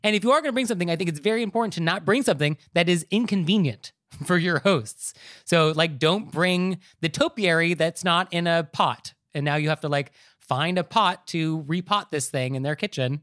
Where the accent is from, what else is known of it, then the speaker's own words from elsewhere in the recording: United States; as an American society